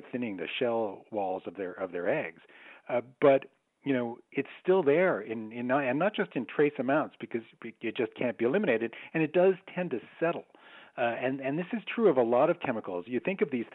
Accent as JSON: {"language": "English", "country": "Canada", "said": "I'm Canadian"}